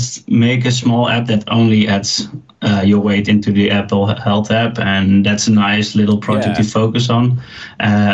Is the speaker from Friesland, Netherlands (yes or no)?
yes; Leeuwarden, Friesland, Netherlands; moved away as an adult; now in Amsterdam, Netherlands; Originally, I'm from a smaller town up north of the Netherlands called Leeuwarden.